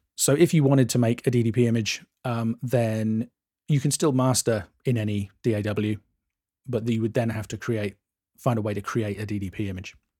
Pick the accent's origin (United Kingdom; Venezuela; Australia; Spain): United Kingdom; England; I'm English